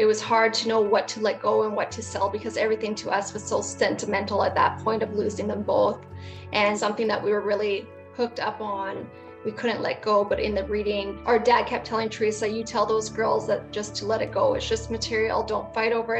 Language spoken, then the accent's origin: English; Brandon, Manitoba, Canada; I'm from Brandon, Manitoba, Canada